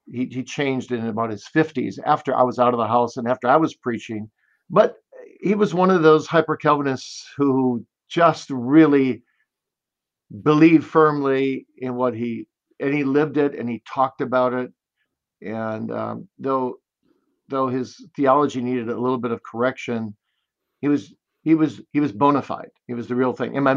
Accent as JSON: {"language": "English", "town": "Kalamazoo", "region": "Michigan", "country": "United States", "tie": "born or raised there", "said": "Kalamazoo, Michigan."}